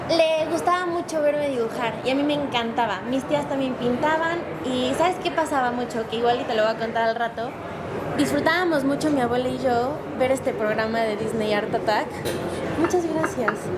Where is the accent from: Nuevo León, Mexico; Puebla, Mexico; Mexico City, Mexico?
Puebla, Mexico; Cholula; Soy poblana, cholulteca